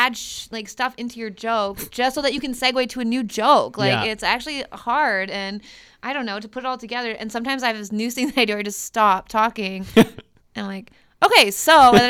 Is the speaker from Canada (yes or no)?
yes; New Brunswick, Canada; I grew up in New Brunswick, which is a bilingual province, the only one actually.